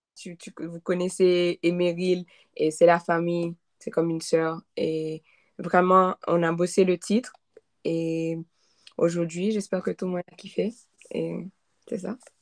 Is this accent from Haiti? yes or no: yes; Haiti; French is a second language; moved away; je viens d'Haïti